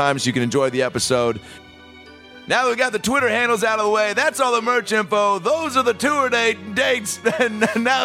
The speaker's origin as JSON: {"language": "English", "town": "Seattle", "region": "Washington", "country": "United States", "said": "I'm from Seattle"}